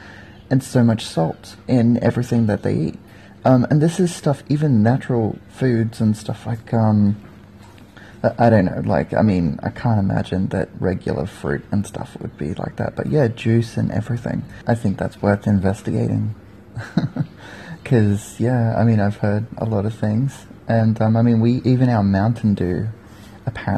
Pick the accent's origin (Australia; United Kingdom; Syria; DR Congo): Australia; especially being an Australian